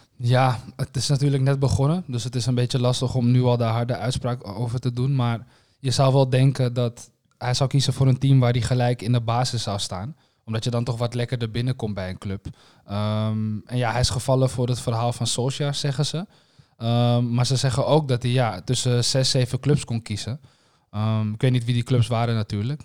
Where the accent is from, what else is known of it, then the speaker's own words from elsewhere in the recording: Netherlands; we als Nederlanders